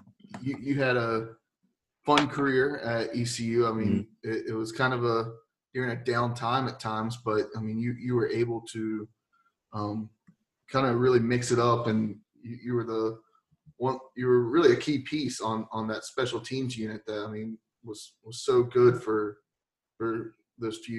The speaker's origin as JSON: {"language": "English", "town": "Lexington", "region": "North Carolina", "country": "United States", "lives_now": "Greensboro, United States", "said": "I'm from Lexington, so I went to high school"}